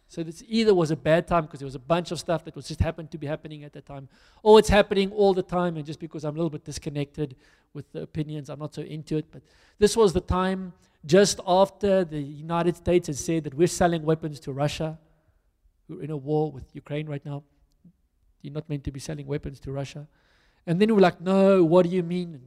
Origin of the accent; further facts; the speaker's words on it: South Africa; I'm a South African